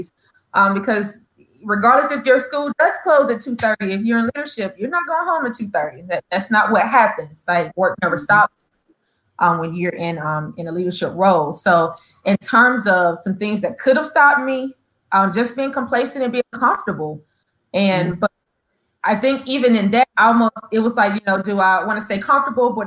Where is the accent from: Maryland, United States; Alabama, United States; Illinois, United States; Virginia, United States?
Illinois, United States; East St. Louis; moved away; also born or lived in North Carolina; I am from the beautiful North Carolina, the state of North Carolina. But I grew up in East St. Louis, Illinois.